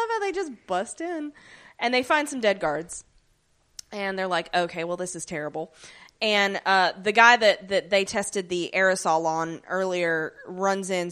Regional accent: the South, United States; we're from the South.

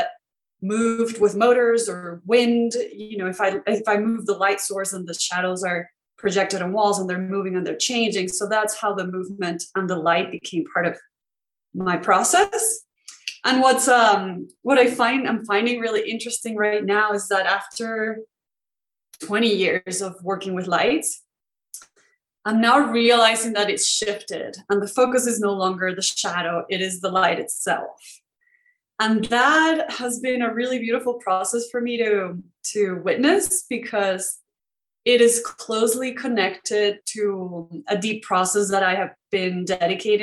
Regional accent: Venezuela; moved away as an adult; So I grew up in Venezuela, and that's where I went to school

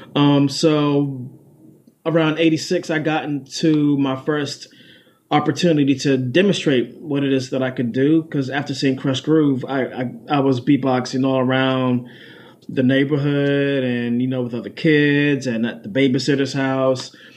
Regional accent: Washington, District of Columbia, United States; also born or lived in Prince George's County, Maryland; So I was born in Washington D.C., raised there and then also raised in Prince George's County, Maryland, mm-hmm. uh, a county right outside of Washington, D.C.

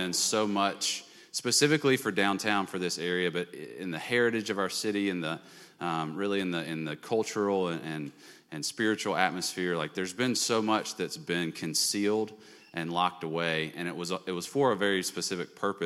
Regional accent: Birmingham, Alabama, United States; moved away as an adult; also born or lived in Texas; now in California, United States; We're both from Birmingham. We're middle school sweethearts. Met in sixth grade. Both went to Homewood.

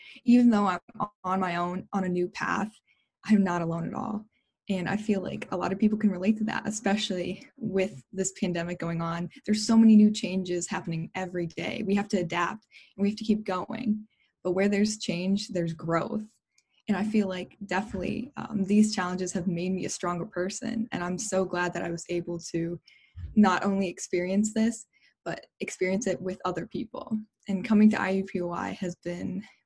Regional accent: La Porte, Indiana, United States; now in Indianapolis, United States; leaving my hometown of La Porte and going to a big city

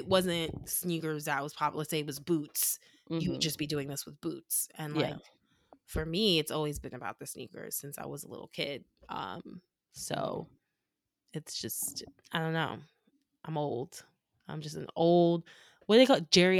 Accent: New York, United States; Of course. I'm from New York. I always want to flex.

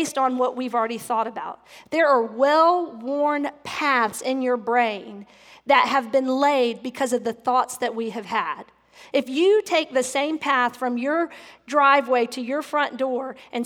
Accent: the South, United States; growing up in the South and being raised in the Bible Belt

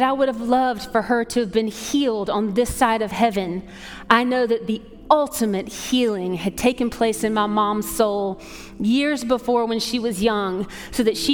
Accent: Atlanta, Georgia, United States; moved away; I grew up in Atlanta

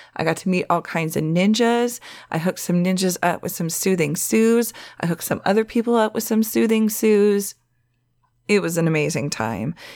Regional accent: the Valley, California, United States; accent: Valley girl; It's a Valley girl thing because I'm from the Valley

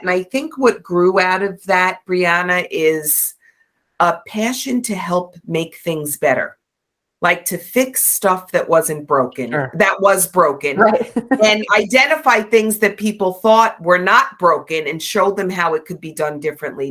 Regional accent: New York, United States; I'm from New York

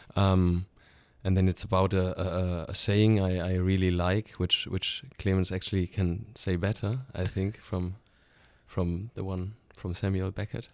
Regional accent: Stuttgart, Baden-Württemberg, Germany; moved away as an adult; now in Alto Adige, Italy; I'm from, from Stuttgart, with, which is in the very south of, of Germany. So German, not, not Italian

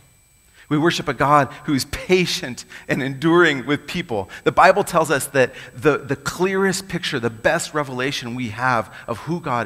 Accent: United States; I'm American too

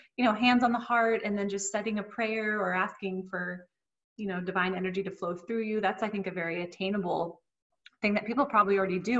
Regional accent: Southern California, United States; accent: Southern Californian; I've grown up in Southern California and look very Southern Californian. I sound very Southern Californian

